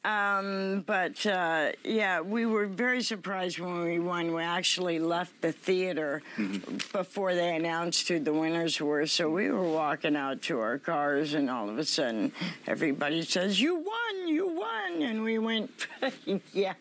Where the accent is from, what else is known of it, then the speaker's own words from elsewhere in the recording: Los Altos, California, United States; I'm originally from Los Altos